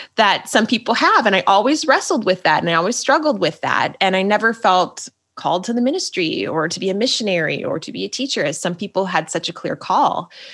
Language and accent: English; Minnesota, United States; I'm just a Minnesota girl